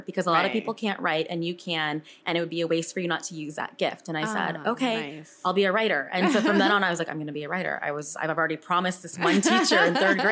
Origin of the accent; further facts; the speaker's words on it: Houston, Texas, United States; moved away as an adult; also born or lived in California; now in New York City, United States; growing up in Houston